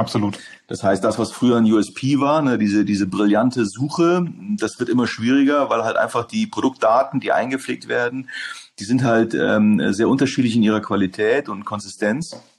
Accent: Hamburg, Germany; moved away as an adult; also born or lived in Netherlands / England / Berlin; zurück nach Hamburg in meiner Heimatstadt

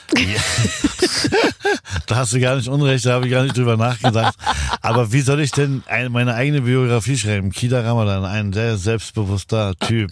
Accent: Berlin, Germany; also born or lived in Lebanon; bei uns in Kreuzberg

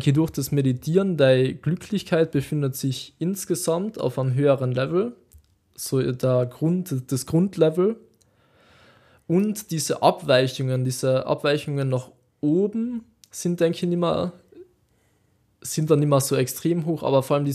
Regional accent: Austria; bei uns in Österreich?

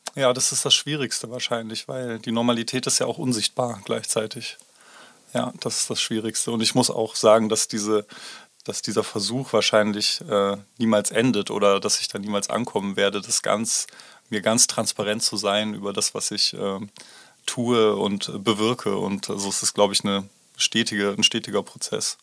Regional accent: Baunatal, Hesse, Germany; now in Tübingen, Germany; in meine Heimatstadt geworden, Baunatal bei Kassel

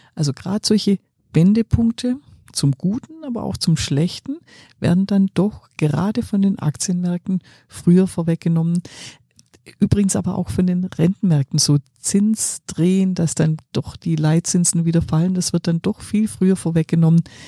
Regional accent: Swabia, Germany; ich bin ja Schwäbin

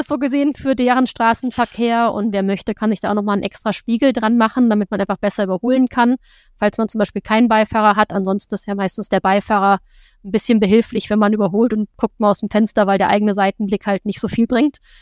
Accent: Germany; bei uns in Deutschland

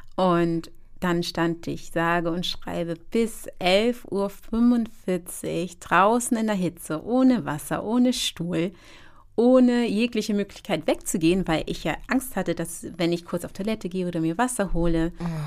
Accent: Hamburg, Germany; ich als ja eigentlich Deutsche, muss man gestehen, ich bin zwar Ghanaisch, aber ich bin hier aufgewachsen

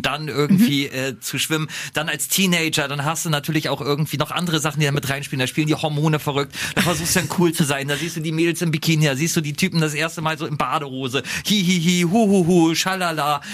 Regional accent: Lower Saxony, Germany; bei uns in Niedersachsen

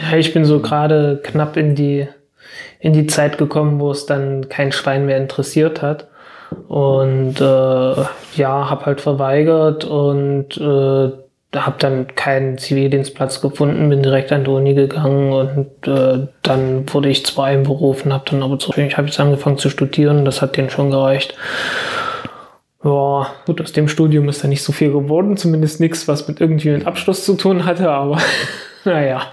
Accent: Zeitz, Saxony-Anhalt, Germany; ich komme aus Zeitz

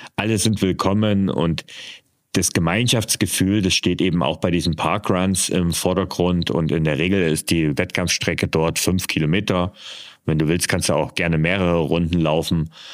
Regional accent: East Germany, Germany; ich bin äh, in der DDR geboren und aufgewachsen

